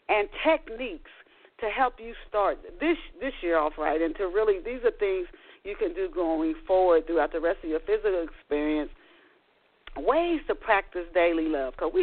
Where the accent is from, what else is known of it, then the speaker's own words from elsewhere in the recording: Tennessee, United States; also born or lived in Dayton, Ohio; I didn't grew up in later in Tennessee